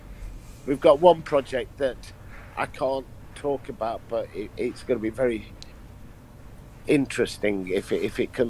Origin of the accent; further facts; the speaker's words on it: London, United Kingdom; I said, London